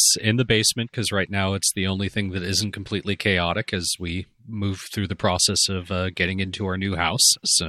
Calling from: Canada; I'm recording from Canada, so this is a bona fide international podcast right now.

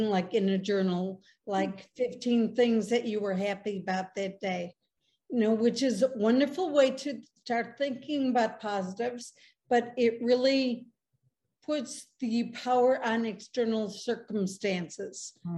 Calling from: Chicago, Illinois, United States; I live in Chicago.

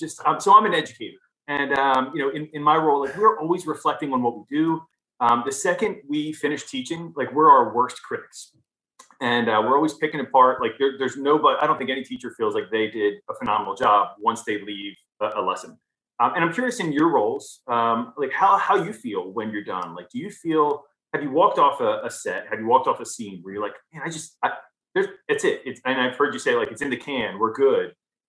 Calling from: West Chester, Pennsylvania, United States; I'm in a town called Westchester, Pennsylvania. We're about like 45 minutes west of Philly.

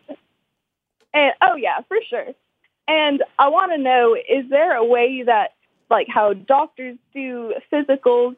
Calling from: Murfreesboro, Tennessee, United States; Calling from Tennessee

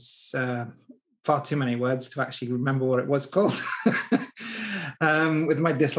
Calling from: Mauchline, Scotland, United Kingdom; A place called Mauchline, which is in Scotland. It's Robbie Burns country.

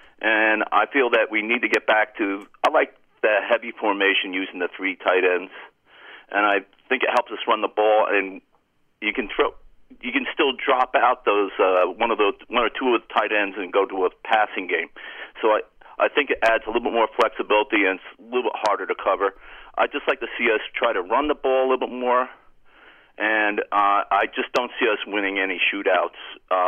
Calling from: Cranford, New Jersey, United States; … from Cranford.

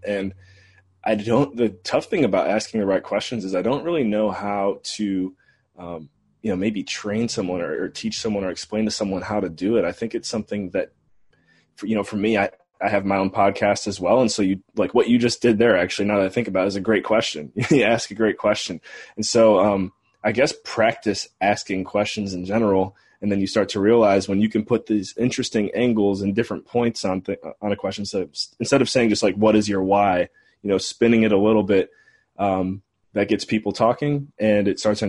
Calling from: St. John's, Newfoundland and Labrador, Canada; So I'm calling in from St. John's, Newfoundland, Canada today, the first city in North America that the sun rises on every day.

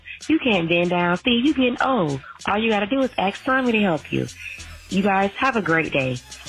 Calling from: Tallahassee, Florida, United States; I am calling from Tallahassee, Florida.

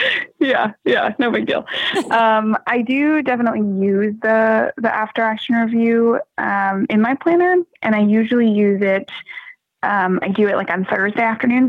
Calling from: Malden, Massachusetts, United States; I'm calling from Malden, Massachusetts, just north of Boston.

